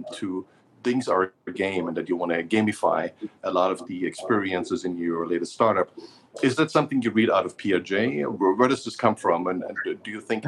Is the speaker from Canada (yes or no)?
no; Germany; I grew up in Germany, which is supposedly a very religious country.